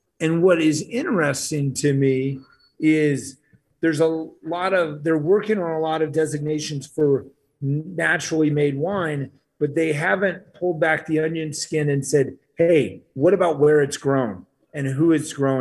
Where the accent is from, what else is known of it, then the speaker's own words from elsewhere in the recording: Scottsdale, Arizona, United States; moved away as an adult; also born or lived in Flagstaff / Aspen; I moved back to my hometown of Scottsdale